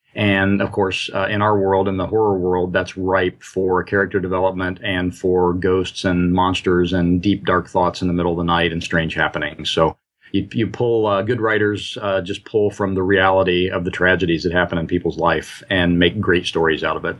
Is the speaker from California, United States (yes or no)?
no; Indiana, United States; also born or lived in Midwest; I grew up in and around the Midwest, uh, mostly in Indiana